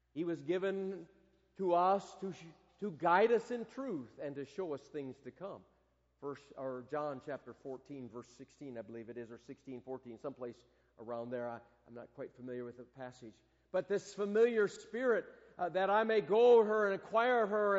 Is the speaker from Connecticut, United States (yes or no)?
no; Michigan, United States; moved away; growing up in Michigan